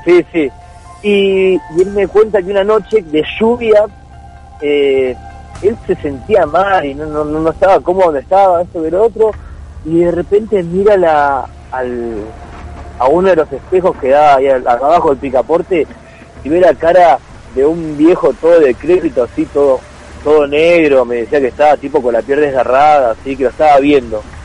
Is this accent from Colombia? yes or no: no; Mar del Plata, Buenos Aires Province, Argentina; also born or lived in Miramar; Ahí en el barrio yo me crié por el puerto